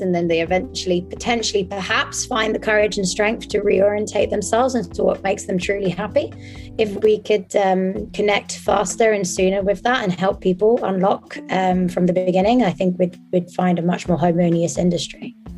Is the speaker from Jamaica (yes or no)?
no; France; now in Amsterdam, Netherlands; I was raised in France